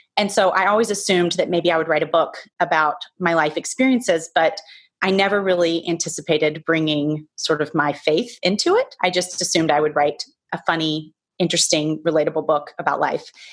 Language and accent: English; the South, United States; now in New York, United States; All the people that I grew up with in the South, that's where I grew up